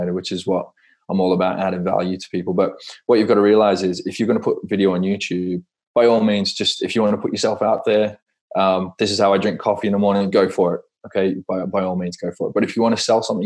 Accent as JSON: {"language": "English", "town": "Perth", "region": "Western Australia", "country": "Australia", "tie": "born or raised there", "said": "growing up in Perth in Australia, I used to go to the Perth Rally all the time"}